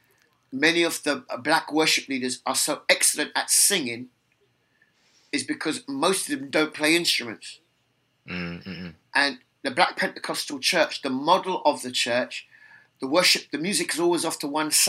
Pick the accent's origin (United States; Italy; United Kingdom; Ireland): United Kingdom; London; accent: London; my accent is London. Why? Because I was born in London. Because everybody around me speaks like this.